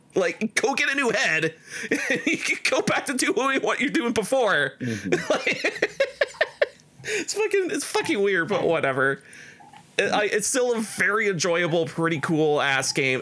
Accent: Canada; we're Canadian

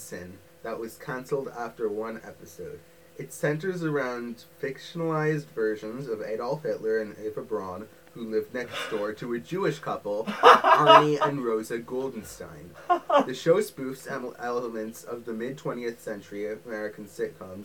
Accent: Ireland; we speak a little Irish because being Irish

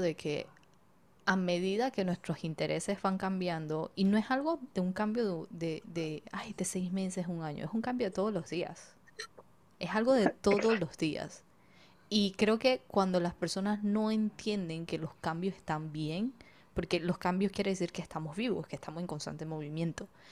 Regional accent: Panama; now in Israel; nací y criada full panameña, pero de papás inmigrantes chinos

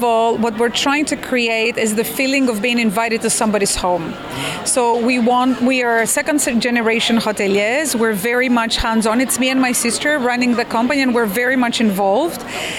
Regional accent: Crete, Greece; moved away; I grew up in Crete. I am from there. I love the island. I'm very passionate. I know it very well, as you can imagine. I don't live there anymore, but I go there every week.

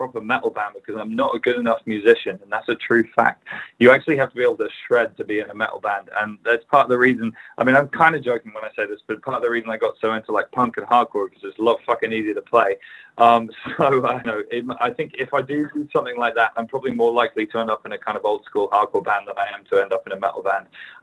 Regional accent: England, United Kingdom; as an English person

